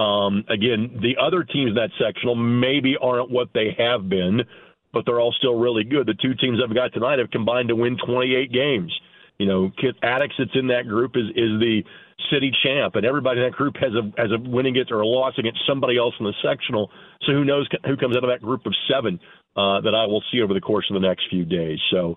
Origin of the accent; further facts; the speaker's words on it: Lanesville, Indiana, United States; congratulations to the young ladies from my hometown